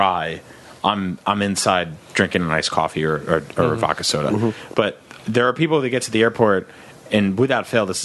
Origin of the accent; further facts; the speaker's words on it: New Jersey, United States; I grew up on the East Coast in New Jersey.